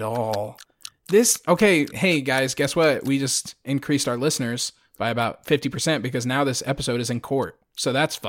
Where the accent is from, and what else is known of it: Friendswood, Texas, United States; born or raised there